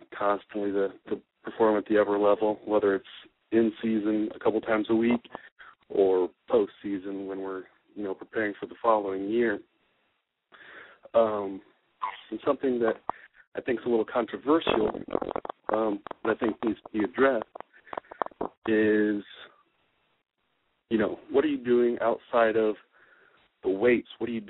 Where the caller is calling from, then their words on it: Indiana, United States; calling from Indiana